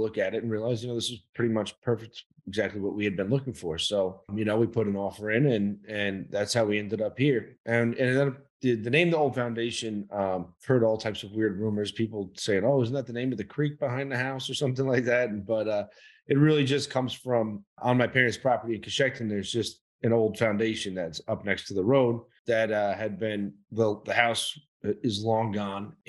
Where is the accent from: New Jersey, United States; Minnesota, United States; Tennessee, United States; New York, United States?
New York, United States; New York City; moved away as an adult; also born or lived in Italy; now in Sullivan County, United States; I was born and raised in Brooklyn